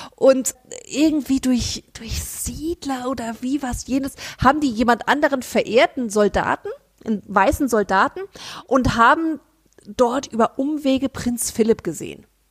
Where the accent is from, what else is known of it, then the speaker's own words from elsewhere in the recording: Frankfurt, Hesse, Germany; wir als Frankfurter Mädchen